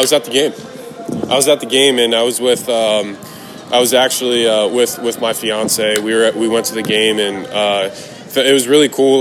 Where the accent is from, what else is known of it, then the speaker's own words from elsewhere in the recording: Tampa, Florida, United States; I was really lucky to grow up uh, and watch those, uh, those uh, kind of iconic, I mean, iconic football players in Tampa